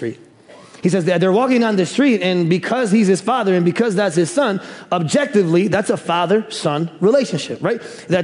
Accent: Bartlett, Illinois, United States; also born or lived in Chicago, Illinois; I was born in Chicago, and then we moved out to the suburbs when I was around third grade. And there's a Bartlett, Tennessee, and we actually moved out to Bartlett, Illinois

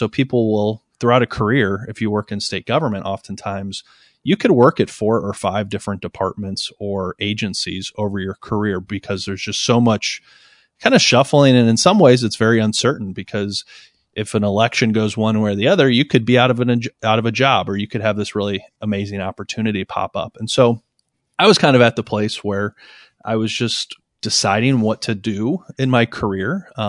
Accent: Cleveland, Ohio, United States; And I'm from Cleveland, but I'm more likely to go to Detroit or Pittsburgh or Chicago or New York than I am to maybe go to Columbus or certainly Cincinnati.

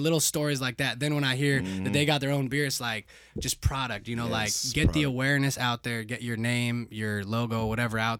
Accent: Arizona, United States; now in Nashville, United States; I'm maybe from Arizona

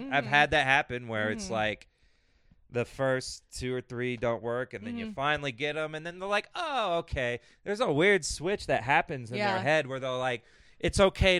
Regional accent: Kansas City, United States; I'm a liberal from Kansas City.

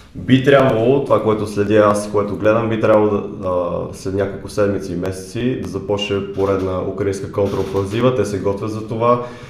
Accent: Bulgaria; moved away as an adult; now in London, United Kingdom

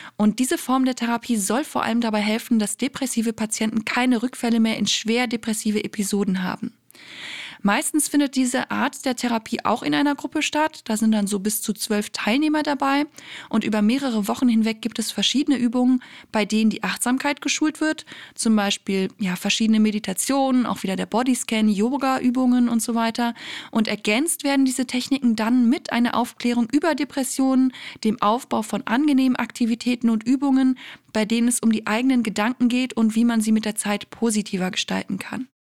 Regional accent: Germany; bei uns in Deutschland

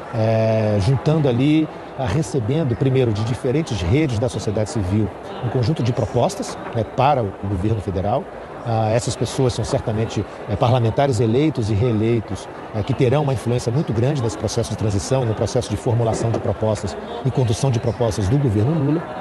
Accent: Brazil

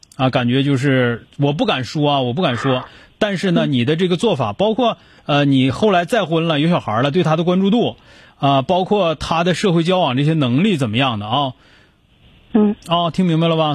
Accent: Northeast China, China; 咱们东北人

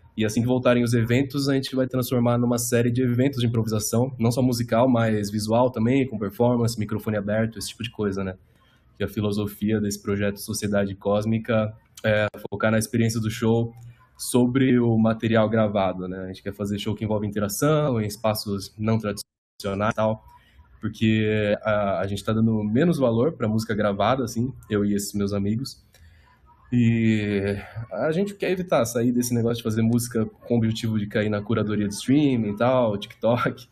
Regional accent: Suzano, São Paulo, Brazil; eu sou de Suzano

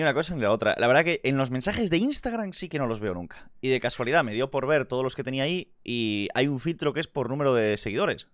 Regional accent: Vigo, Galicia, Spain; also born or lived in Madrid; Aquí es donde me crié. Vigo City.

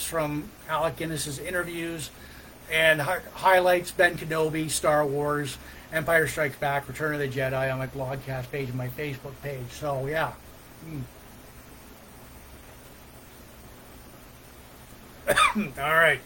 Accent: Port Elgin, Ontario, Canada; now in Sarnia, Canada; Port Elgin, Ontario, Canada. Port Elgin, my hometown

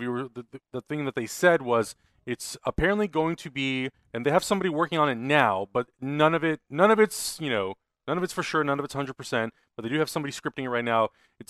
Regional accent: Australia; Hector, as an Australian, I have to say that your Aussie accent is the toots.

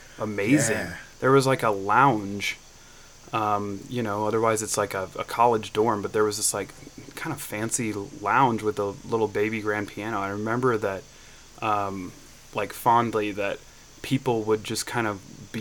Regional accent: Byron, Illinois, United States; I'm from Byron, Illinois

